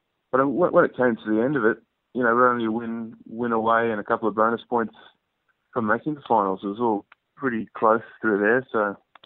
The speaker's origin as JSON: {"language": "English", "town": "Sunshine Coast", "region": "Queensland", "country": "Australia", "tie": "born or raised there", "also_born_or_lived": "Brisbane", "moved": "as an adult", "lives_now": "Canberra, Australia", "said": "I'm originally from Sunshine Coast. I was there till I was about 18. I did my whole schooling at Sunshine Coast Grammar School"}